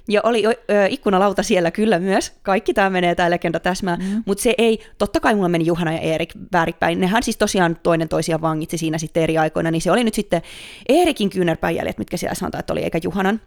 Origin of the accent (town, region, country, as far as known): Finland; born or raised there; now in Stockholm, Sweden